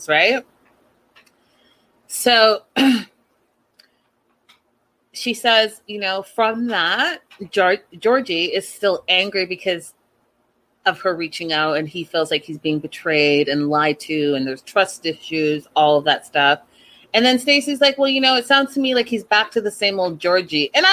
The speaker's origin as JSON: {"language": "English", "country": "Canada", "tie": "born or raised there", "said": "growing up in Canada"}